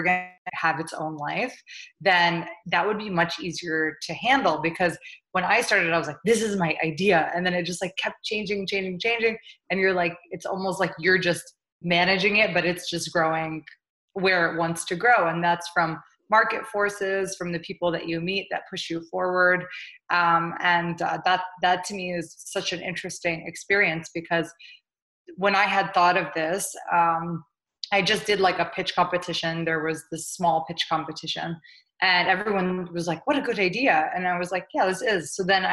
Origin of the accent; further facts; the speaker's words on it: St. Louis, Missouri, United States; moved away as an adult; also born or lived in New York; I grew up in St. Louis, Missouri. My parents are immigrants from Jordan.